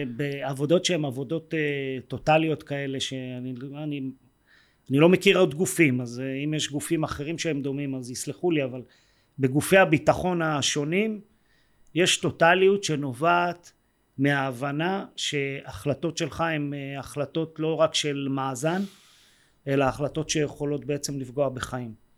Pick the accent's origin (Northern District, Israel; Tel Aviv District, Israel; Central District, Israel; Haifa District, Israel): Central District, Israel; Yehud; also born or lived in Jerusalem; גדלתי ביהוד אה, רוב השנים